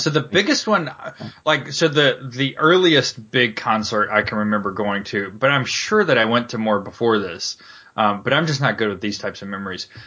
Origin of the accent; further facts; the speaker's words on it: Charlotte, North Carolina, United States; I grew up in Charlotte